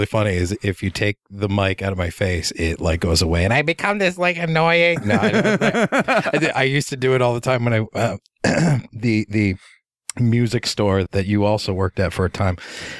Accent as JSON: {"language": "English", "region": "southeastern Connecticut", "country": "United States", "tie": "born or raised there", "also_born_or_lived": "Central Pennsylvania", "moved": "as an adult", "lives_now": "Connecticut, United States", "said": "I was born in southeastern Connecticut, and where we say things are wicked awesome"}